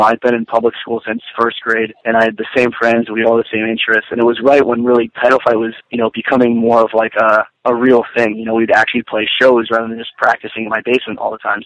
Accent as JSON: {"language": "English", "town": "Kingston", "region": "Pennsylvania", "country": "United States", "tie": "born or raised there", "said": "born and raised in, in Kingston, Pennsylvania, suburb of Wilkes-Barre"}